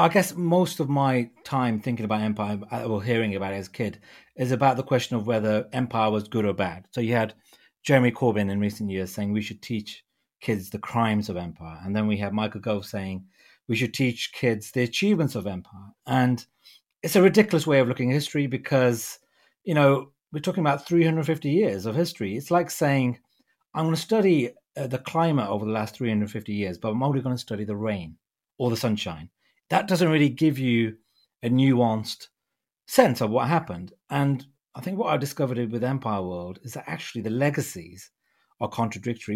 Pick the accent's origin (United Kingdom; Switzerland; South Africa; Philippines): United Kingdom; being a British Punjabi